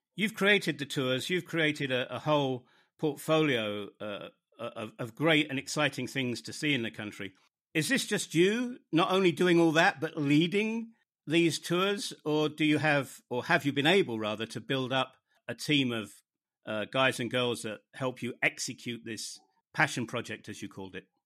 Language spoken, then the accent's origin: English; United Kingdom; moved away as an adult; also born or lived in northern Germany